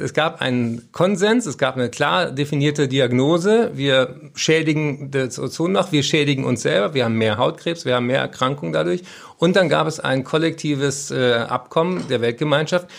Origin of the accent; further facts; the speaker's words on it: Berlin, Germany; ich bin ja Berliner